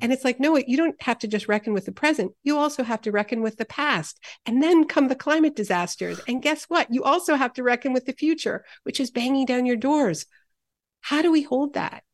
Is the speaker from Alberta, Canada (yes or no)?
no; Montreal, Quebec, Canada; I grew up in Montreal